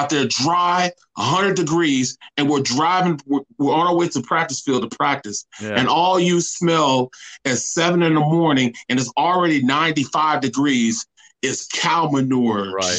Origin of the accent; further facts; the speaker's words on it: Kinloch, Missouri, United States; I'm from Kenlock in St. Louis. Kenlock is like, had the fifth highest crime rate per capita.